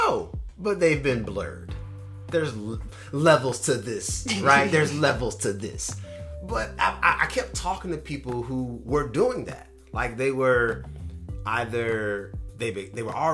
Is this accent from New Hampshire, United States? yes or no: no; North Carolina, United States; now in California, United States; Growing up in North Carolina